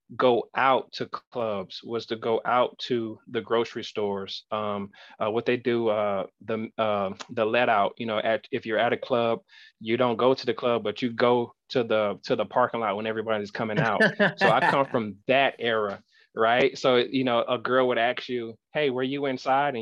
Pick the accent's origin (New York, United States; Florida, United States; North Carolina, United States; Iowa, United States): Florida, United States; West Palm Beach; moved away as an adult; now in Arkansas, United States; I grew up in West Palm Beach, Florida